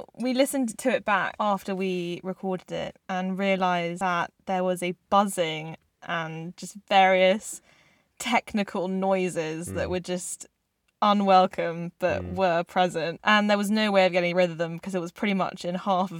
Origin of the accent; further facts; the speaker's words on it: South Korea; born there; I am half South Korean, and I was born in South Korea, and that is me.